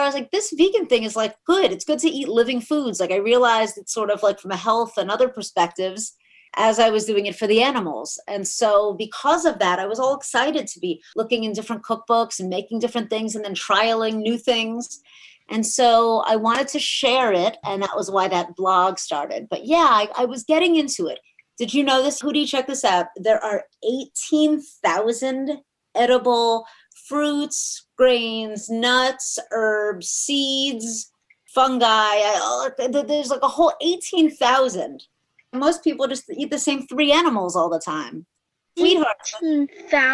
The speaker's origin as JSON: {"language": "English", "region": "South Florida", "country": "United States", "tie": "born or raised there", "also_born_or_lived": "New York City / Miami / Boca Raton", "said": "So South Florida is really where I grew up."}